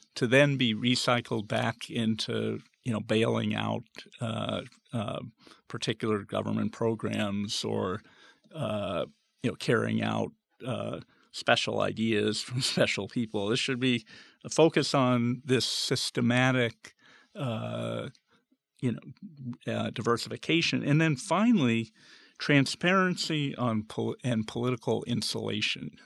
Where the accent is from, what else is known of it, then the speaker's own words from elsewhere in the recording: the West, United States; moved away; also born or lived in Arizona; growing up in the West